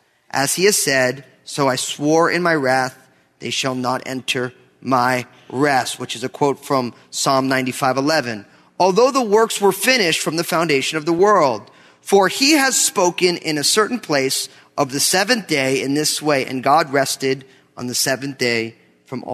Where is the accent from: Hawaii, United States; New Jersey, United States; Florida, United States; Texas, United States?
New Jersey, United States; Growing up in New Jersey